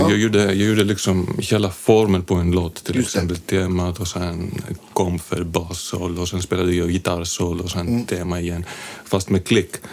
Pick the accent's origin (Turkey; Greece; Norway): Greece; Athens, Attica; Swedish is a second language; moved away as an adult; also born or lived in London; now in Sweden; Jag är från Aten i Grekland